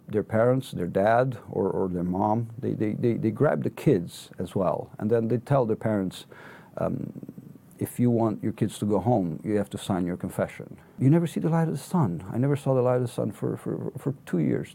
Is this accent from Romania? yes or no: yes; Romania; now in United Kingdom; I hail from Romania